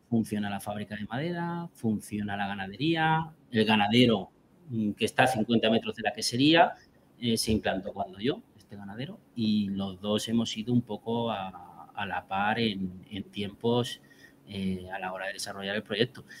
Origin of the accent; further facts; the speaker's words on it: Albacete, Castilla-La Mancha, Spain; moved away as an adult; now in Puente de Génave, Spain; yo soy albaceteño, nací en Albacete. Estuve allí 33 años, yo me formé en Albacete